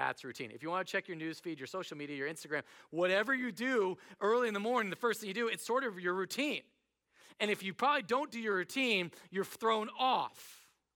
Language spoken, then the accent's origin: English; United States; I'm American